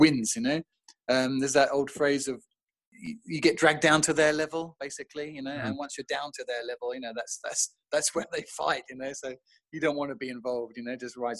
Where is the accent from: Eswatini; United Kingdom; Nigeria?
United Kingdom; England; moved away as an adult; now in France; as the English guy